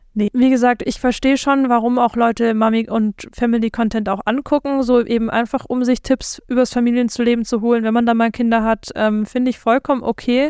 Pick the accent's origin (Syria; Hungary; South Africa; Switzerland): South Africa; now in Germany; ich komme ja aus Südafrika eigentlich